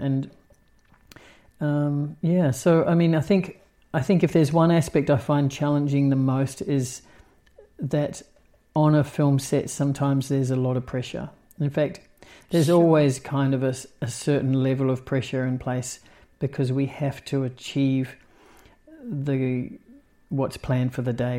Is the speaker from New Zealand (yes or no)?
yes; New Zealand; also born or lived in Australia; the town I grew up in in New Zealand